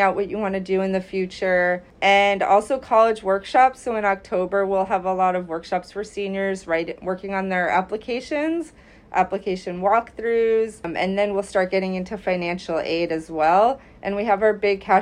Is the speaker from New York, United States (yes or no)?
yes; New York, United States; also born or lived in Delaware; I grew up in New York, and I applied to several colleges